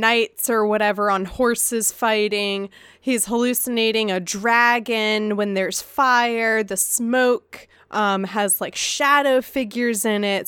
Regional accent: United States; as an American

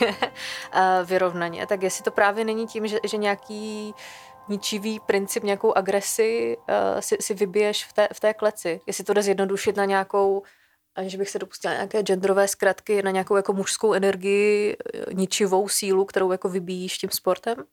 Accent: Ostrava, Moravian-Silesian Region, Czechia; jsme oba z Ostravy

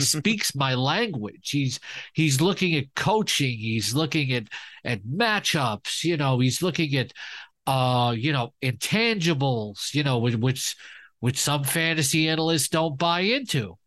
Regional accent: New York City, New York, United States; I grew up in Queens

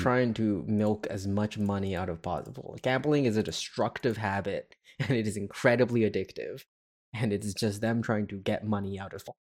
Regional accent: Quebec, Canada; moved away; I was born in Quebec

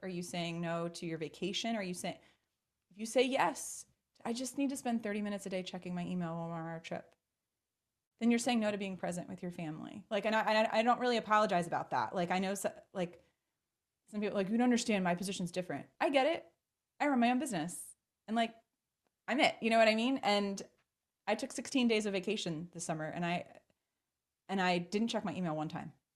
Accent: Baltimore, Maryland, United States; born and raised in Baltimore, Maryland

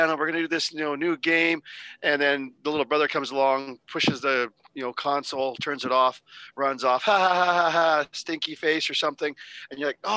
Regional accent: Canada; As a Canadian

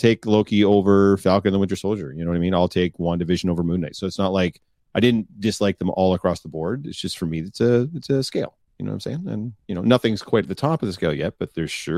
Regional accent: England, United Kingdom; just because you're French and I'm English

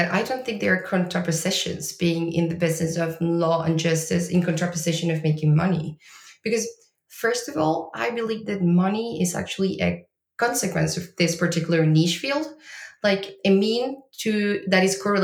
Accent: Argentina; moved away as an adult; now in Lisbon, Portugal; I am from Argentina

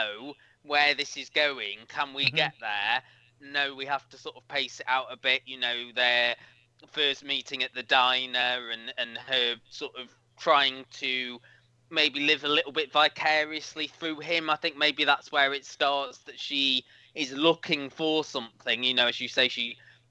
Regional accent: United Kingdom; as a Brit

